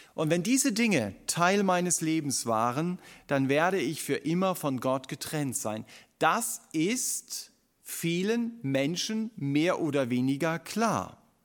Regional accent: Stuttgart, Baden-Württemberg, Germany; uns als Stuttgarter

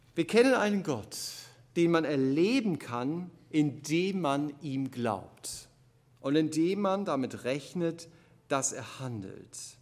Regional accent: Germany; Gerade als Deutsche

